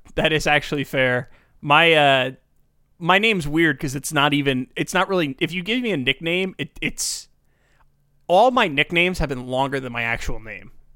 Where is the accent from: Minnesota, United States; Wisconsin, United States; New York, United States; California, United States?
New York, United States; I'm from, I'm born and raised this area.